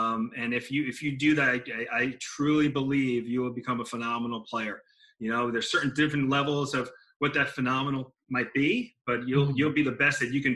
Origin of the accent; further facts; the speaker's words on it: Long Island, New York, United States; growing up on Long Island